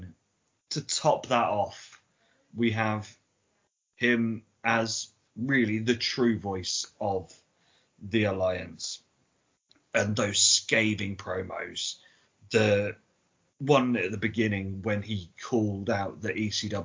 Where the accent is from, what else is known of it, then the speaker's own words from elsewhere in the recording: England, United Kingdom; I'm English